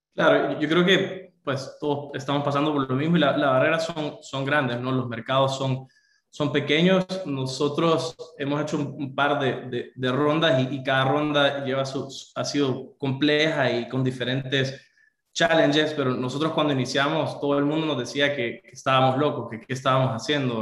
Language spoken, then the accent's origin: Spanish; El Salvador; Soy del Salvador.